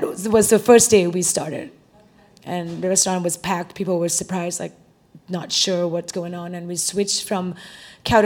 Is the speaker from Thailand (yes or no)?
yes; Thailand; now in Austin, United States; I'm from Thailand